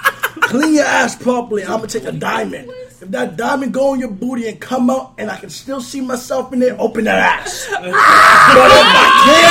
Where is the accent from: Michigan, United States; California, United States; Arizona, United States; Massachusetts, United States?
Massachusetts, United States; Lowell; So, I'm from Lowell.